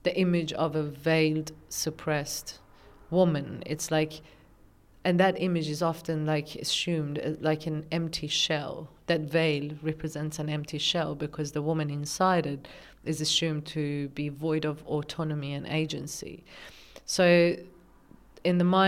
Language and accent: English; Tehran, Tehran Province, Iran; moved away as an adult; now in Australia; I was born and raised in Tehran, Iran